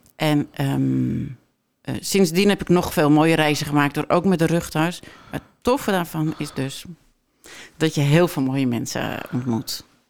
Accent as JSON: {"language": "Dutch", "country": "Netherlands", "tie": "born or raised there", "also_born_or_lived": "Mexico", "said": "ik ben opgegroeid op Camping Molengroet"}